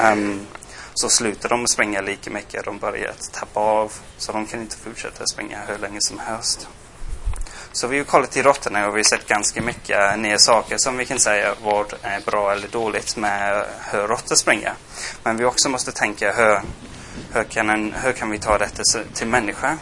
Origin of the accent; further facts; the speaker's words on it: England, United Kingdom; Swedish is a second language; moved away as an adult; also born or lived in Gothenburg, Sweden; now in Sweden; jag är engelsman. Jag flyttade hit för sex år sedan